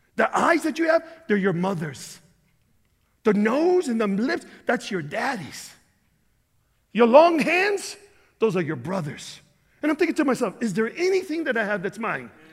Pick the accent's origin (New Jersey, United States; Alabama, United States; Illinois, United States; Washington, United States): Illinois, United States; Chicago; I'm from Chicago.